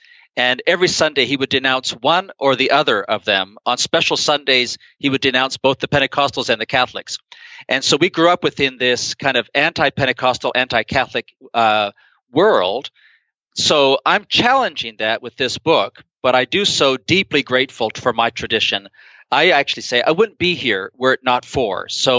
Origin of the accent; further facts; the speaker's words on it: Guayaquil, Guayas, Ecuador; part of what I'm responding to is my experience of growing up in Guayaquil, Ecuador, where our pastor, Miguel Lecaro, who was hugely influential when I was a teenager